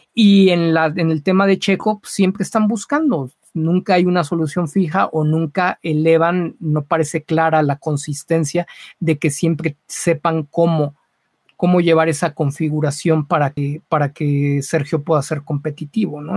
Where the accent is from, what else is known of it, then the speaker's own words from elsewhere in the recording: Mexico; como mexicanos